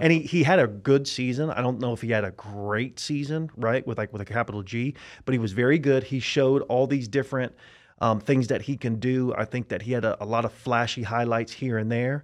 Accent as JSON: {"language": "English", "town": "Tampa", "region": "Florida", "country": "United States", "said": "I am from Tampa, Florida"}